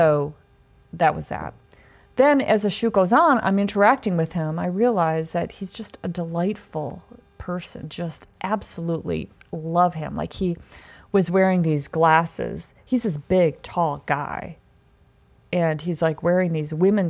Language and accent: English; Mount Horeb, Wisconsin, United States; moved away; I'm like, Mount Horeb